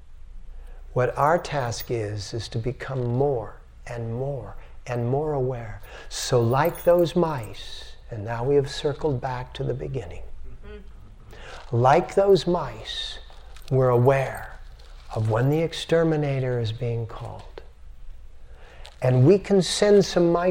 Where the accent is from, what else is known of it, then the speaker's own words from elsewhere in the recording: United States; I'm an American